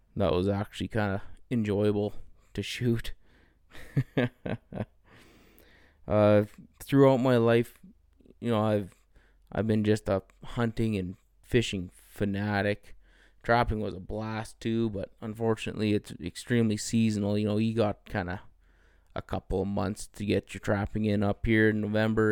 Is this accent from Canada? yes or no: yes; Canada; I grew up in the Peace region